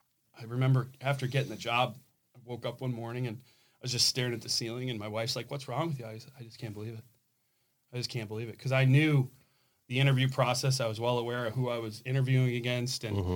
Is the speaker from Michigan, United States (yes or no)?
yes; Byron Center, Michigan, United States; moved away; I grew up in Byron Center, Michigan on a cow farm.